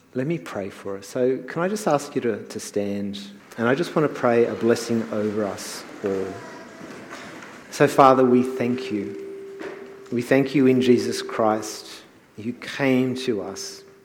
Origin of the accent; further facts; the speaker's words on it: New Zealand; moved away; I was born in New Zealand.